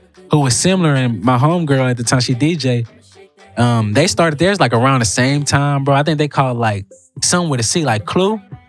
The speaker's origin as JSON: {"language": "English", "town": "Houston", "region": "Texas", "country": "United States", "said": "I'm from South Park."}